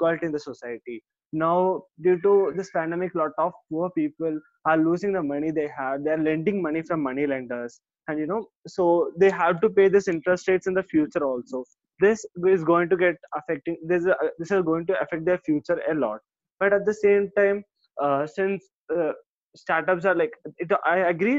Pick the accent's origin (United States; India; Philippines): India; I'm coming from India, right? So in India, we had a culture